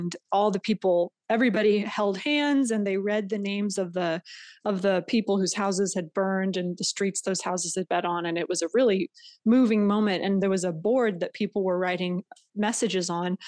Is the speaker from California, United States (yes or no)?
yes; California, United States; moved away as an adult; I had decided that I was going to move back to my hometown